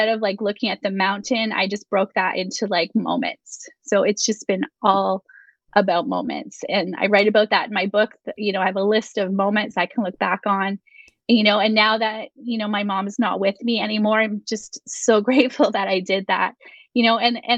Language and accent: English; Canada; We're Canadian